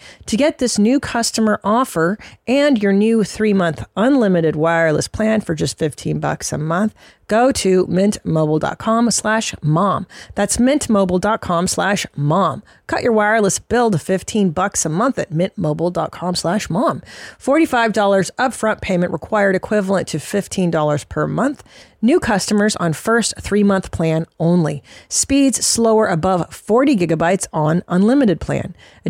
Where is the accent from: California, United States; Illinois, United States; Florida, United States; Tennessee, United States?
California, United States; Los Angeles; This is my hometown.